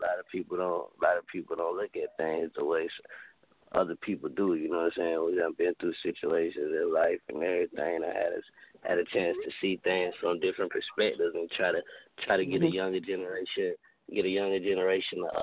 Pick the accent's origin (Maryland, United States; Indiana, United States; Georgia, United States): Georgia, United States; Atlanta; also born or lived in Seattle; I'm calling from Seattle right now, man. But you already know I'm from Atlanta